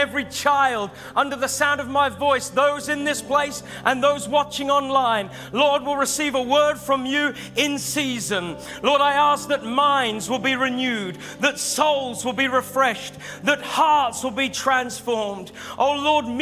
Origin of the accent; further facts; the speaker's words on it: Norwich, East of England, United Kingdom; I'm from Norwich